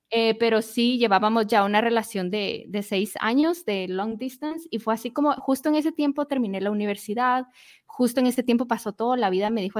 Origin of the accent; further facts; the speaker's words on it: Guatemala; ¿Qué es lo que sucedió? En 2018, el volcán explotó en mi país. Fue como a 10